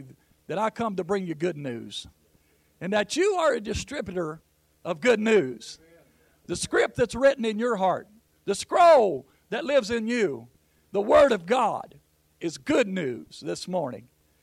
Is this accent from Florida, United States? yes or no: no; Jackson, Ohio, United States; I'm from Jackson, Ohio